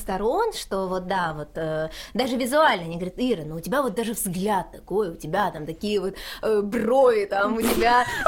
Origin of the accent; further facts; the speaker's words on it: Kochubeyevskoye, Stavropol Krai, Russia; now in Rostov-on-Don, Russia; я из Ставропольского края, села Кочебеевского